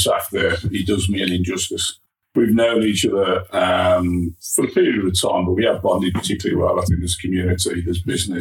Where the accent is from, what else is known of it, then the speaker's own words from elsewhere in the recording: Birmingham, West Midlands, United Kingdom; I was born in a back-to-back house in Wolseley Green. There were six of us in a house with a couple of bedrooms, tiny little house